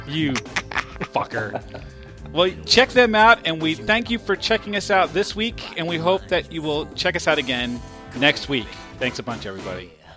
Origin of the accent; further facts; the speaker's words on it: New York, United States; now in Philadelphia area, United States; I live in the Philadelphia area and I grew up in New York.